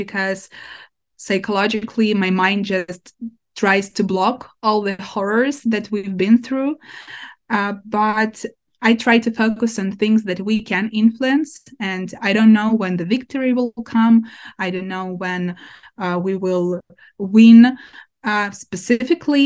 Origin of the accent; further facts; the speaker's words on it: Ukraine; My hometown is occupied by Russians since April